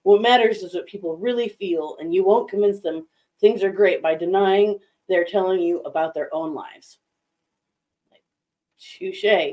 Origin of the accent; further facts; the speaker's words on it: Vail, Colorado, United States; I grew up in Vail